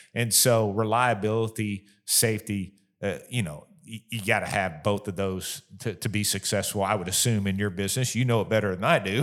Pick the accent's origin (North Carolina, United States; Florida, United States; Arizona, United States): Florida, United States; moved away as an adult; also born or lived in Kentucky; now in Bowling Green, United States; we were actually living in my home state of Florida